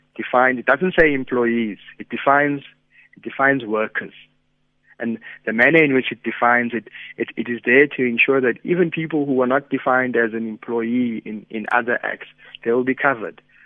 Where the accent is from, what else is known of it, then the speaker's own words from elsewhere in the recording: South Africa; as South African citizens